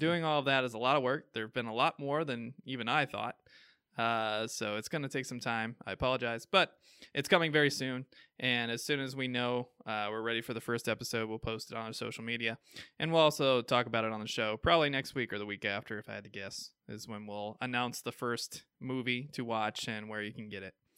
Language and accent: English; Midwest, United States; accent: Midwestern; my Midwestern accent